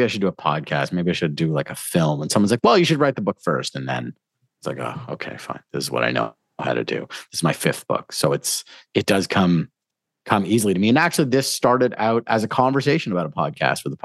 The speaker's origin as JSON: {"language": "English", "town": "Toronto", "region": "Ontario", "country": "Canada", "tie": "born or raised there", "also_born_or_lived": "South America", "said": "I grew up in Toronto"}